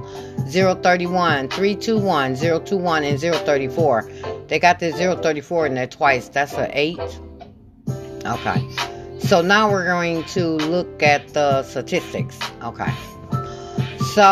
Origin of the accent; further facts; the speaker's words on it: Michigan, United States; I'm from Michigan